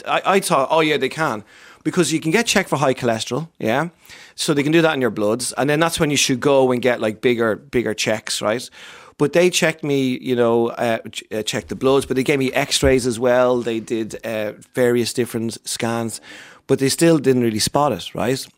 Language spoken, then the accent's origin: English; Ireland; I'm Irish